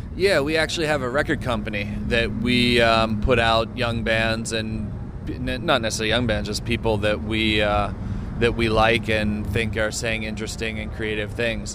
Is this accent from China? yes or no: no; United States; as an American